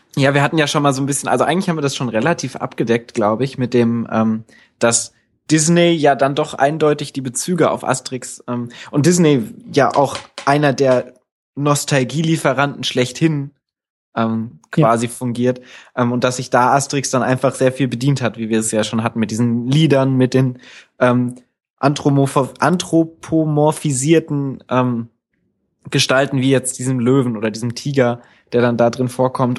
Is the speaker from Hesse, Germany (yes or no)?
yes; Northern Hesse, Germany; wo ich aufgewachsen bin in Nordhessen